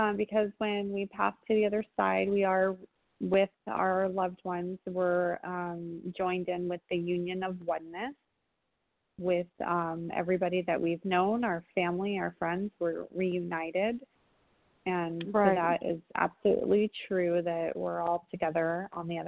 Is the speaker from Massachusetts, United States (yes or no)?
no; San Diego, California, United States; from my hometown, San Diego.